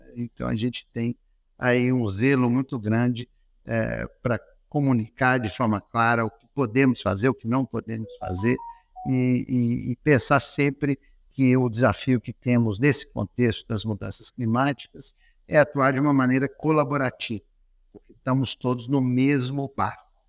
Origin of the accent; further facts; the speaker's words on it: Belo Horizonte, Minas Gerais, Brazil; moved away; also born or lived in United States; eu nasci em Belo Horizonte, estudei num colégio jesuíta, Colégio Loyola